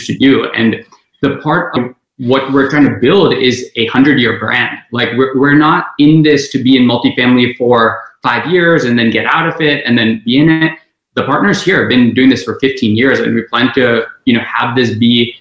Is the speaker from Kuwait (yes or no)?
yes; Kuwait; moved away as an adult; also born or lived in India / South Bend, Indiana; now in Texas, United States; I was born in India, lived in Kuwait all my life